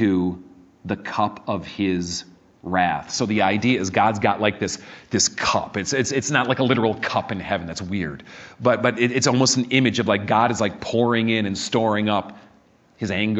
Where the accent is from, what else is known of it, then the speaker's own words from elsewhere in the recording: Chicago, Illinois, United States; when I was a little kid, I grew up in Chicago